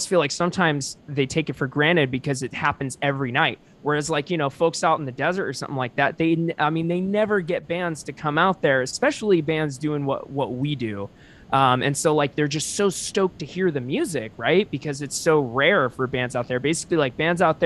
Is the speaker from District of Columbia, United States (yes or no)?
no; Orange County, California, United States; I was born and raised in Orange County